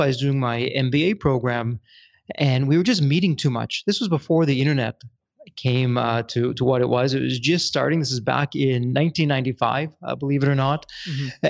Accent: Toronto, Ontario, Canada; I'm born and raised in Toronto, Canada

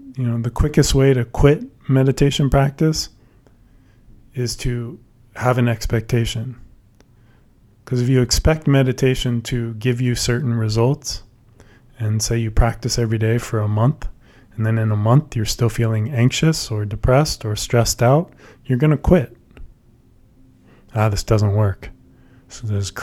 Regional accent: San Francisco Bay Area, California, United States; I grew up in the San Francisco Bay Area

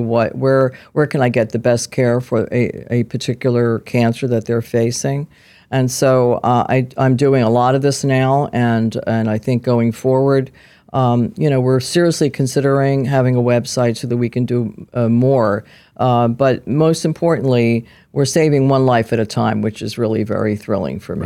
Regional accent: Philadelphia, Pennsylvania, United States; I was, uh, born and raised in South Philadelphia, where a lot of little Italian girls grew up

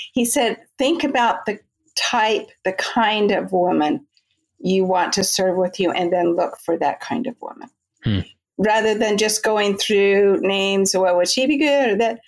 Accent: California, United States; Well, I grew up in Southern California. I grew up in the church.

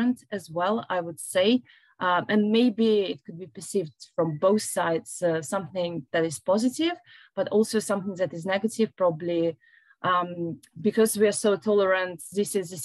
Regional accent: Belarus; born or raised there; moved away as an adult; also born or lived in Lithuania; now in London, United Kingdom

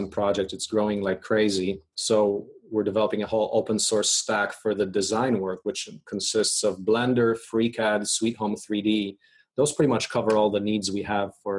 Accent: Poland; now in United States; I was born in Poland. There were tanks rolling down my streets when I left in 1984

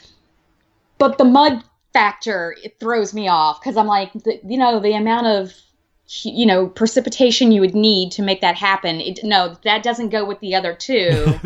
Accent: Alabama, United States; I grew up in Alabama.

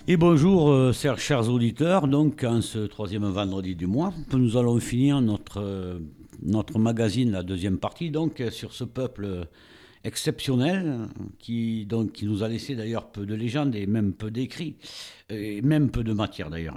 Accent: France; Chez nous, en France

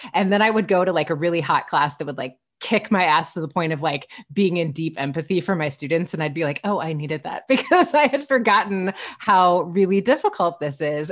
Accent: Midwest, United States; I grew up in the Midwest

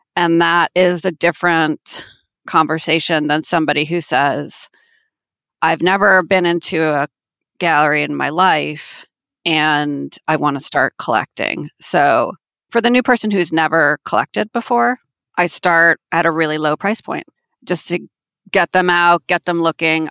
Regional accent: Manhasset, New York, United States; now in Manhattan, United States; I am from Manhasset, which is a town on Long Island in Nassau County

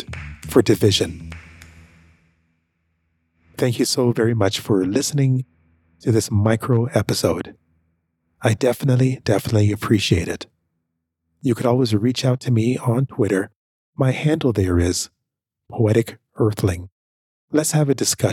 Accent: Canada; also born or lived in Jamaica; I am proud of being Jamaican. That's where I'm from. And I'm proud of being Canadian as well, because that's where I was raised

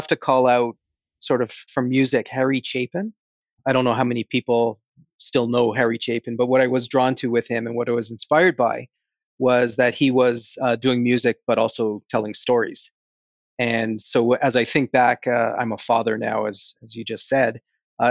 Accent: Toronto, Ontario, Canada; being from Toronto and a lifelong Toronto Maple Leaf fan

